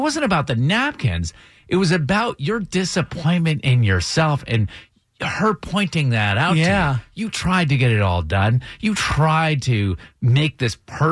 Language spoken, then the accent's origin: English; Brattleboro, Vermont, United States; moved away; my hometown where I was born, Brattleboro, Vermont